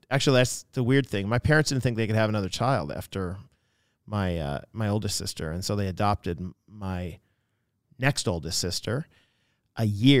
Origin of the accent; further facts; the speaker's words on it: Seattle, Washington, United States; also born or lived in Boston; So when you're in the 70s in the Seattle area, I was born in Boston, actually.